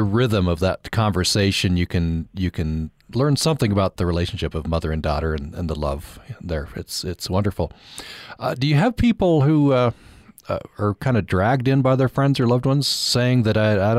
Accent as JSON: {"language": "English", "town": "Vernal", "region": "Utah", "country": "United States", "tie": "born or raised there", "moved": "yes", "said": "Well, Vernal's my hometown. Very proud of Vernal."}